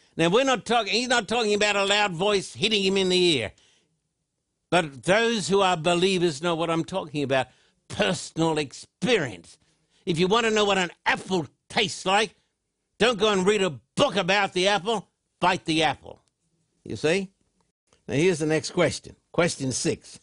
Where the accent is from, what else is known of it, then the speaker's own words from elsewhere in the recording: Australia; moved away; I was brought up in Australia